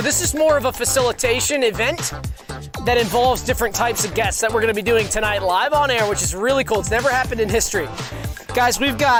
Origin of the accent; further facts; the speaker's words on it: Savannah, Georgia, United States; I'm from Savannah, where there's lots of golfing